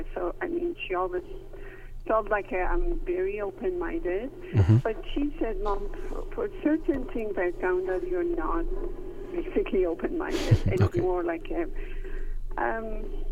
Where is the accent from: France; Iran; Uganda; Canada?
Iran; moved away as an adult; growing up in Iran